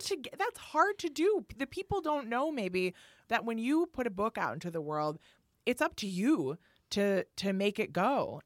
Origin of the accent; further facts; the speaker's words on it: Milwaukee, Wisconsin, United States; now in New York, United States; I'm from Milwaukee